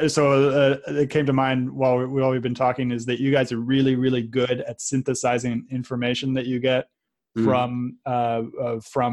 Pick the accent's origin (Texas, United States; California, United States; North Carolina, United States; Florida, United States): California, United States; San Francisco; I grew up in San Francisco